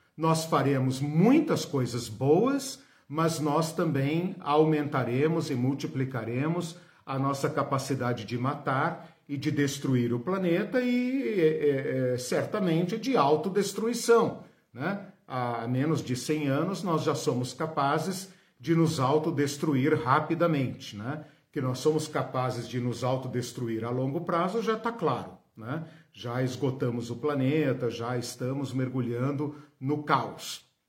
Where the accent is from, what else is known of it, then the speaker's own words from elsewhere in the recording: Brazil; nós que somos brasileiros, ocidentais, latino-americanos